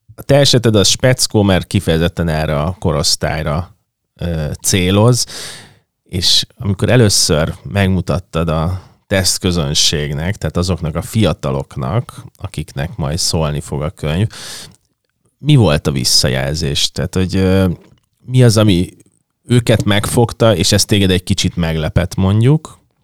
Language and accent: Hungarian; Budapest, Hungary